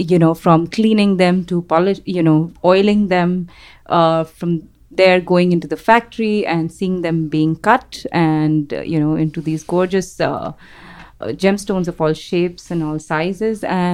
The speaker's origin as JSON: {"language": "English", "town": "Jaipur", "region": "Rajasthan", "country": "India", "tie": "born or raised there", "also_born_or_lived": "New York", "moved": "as an adult", "said": "I grew up in Jaipur, India, which is, people know it as the stone stone facility for gemstones."}